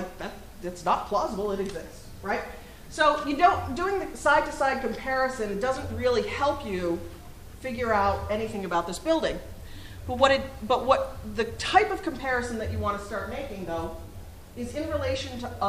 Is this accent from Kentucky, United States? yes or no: yes; Kentucky, United States; the first buildings in Boston are very different from the ones that we still have in where I grew up in Kentucky.